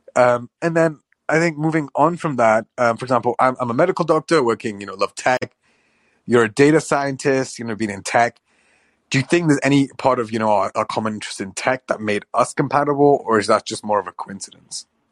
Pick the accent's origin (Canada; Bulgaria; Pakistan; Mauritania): Pakistan; I'm Pakistani